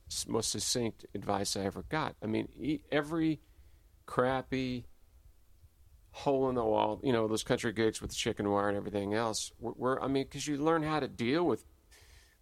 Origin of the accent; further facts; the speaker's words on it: Louisville, Kentucky, United States; now in Austin, United States; growing up in Louisville